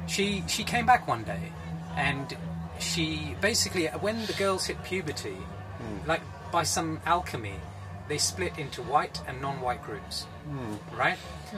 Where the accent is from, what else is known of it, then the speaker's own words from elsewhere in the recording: London, United Kingdom; I was born in Hammersmith, grew up in West London